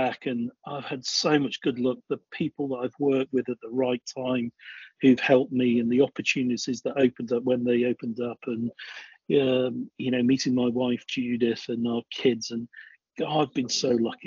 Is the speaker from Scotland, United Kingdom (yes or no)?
no; Crewe, North West England, United Kingdom; also born or lived in North Dorset; now in Dorset, United Kingdom; I grew up in Crewe